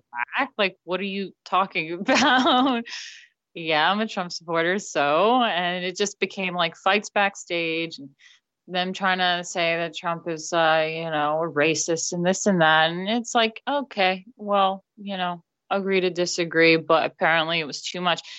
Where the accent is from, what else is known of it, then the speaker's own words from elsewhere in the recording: New York City, New York, United States; moved away as an adult; now in England; I am from New York, born and raised, my family's there